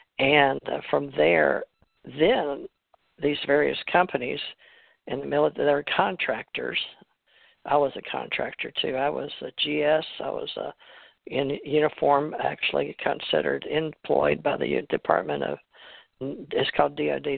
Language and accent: English; Monroe, Louisiana, United States; also born or lived in Houston, Texas; I was born in Monroe, Louisiana, and went to school all the way up to West Monroe High School